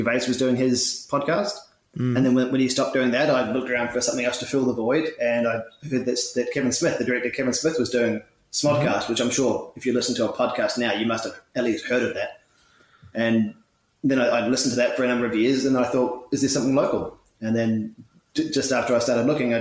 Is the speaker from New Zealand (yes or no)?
yes; Dunedin, Otago, New Zealand; moved away as an adult; now in Melbourne, Australia; I have a mother and a father and two brothers back in New Zealand, back in my hometown of Dunedin